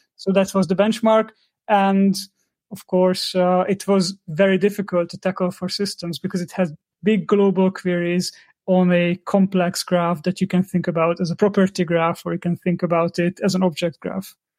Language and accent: English; Hungary; I'm from Hungary